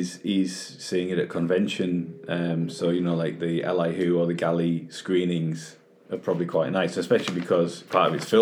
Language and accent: English; United Kingdom; as British fans